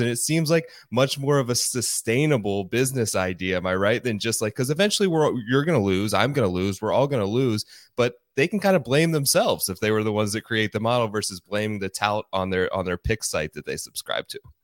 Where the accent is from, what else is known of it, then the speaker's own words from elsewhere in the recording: Ohio, United States; I grew up in Ohio